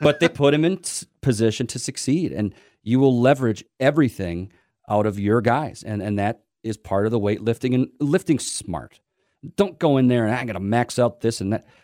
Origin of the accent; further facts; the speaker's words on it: just outside Winona, Minnesota, United States; now in Owatonna, United States; I grew up with him just outside Winona